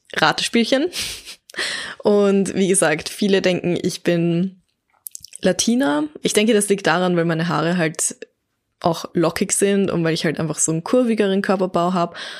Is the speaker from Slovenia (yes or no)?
no; Baden, Lower Austria, Austria; also born or lived in Vienna; geboren in Wien, aufgewachsen in Baden in Niederösterreich, aber mein ganzes Leben lang war ich schon in Österreich.